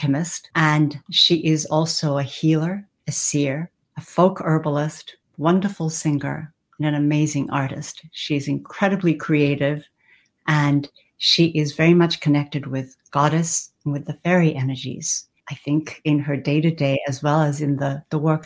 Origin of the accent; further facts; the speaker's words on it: Australia; also born or lived in Japan / France / California; now in Northern Virginia, United States; I was born in Japan and I lived there for a while. I also had the fortune and the opportunity of spending my childhood in Australia.